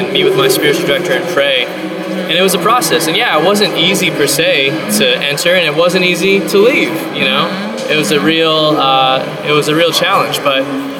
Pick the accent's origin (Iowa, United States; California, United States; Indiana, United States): California, United States; Diocese of Orange; also born or lived in New York City; Started giving talks locally in my hometown, the Diocese of Orange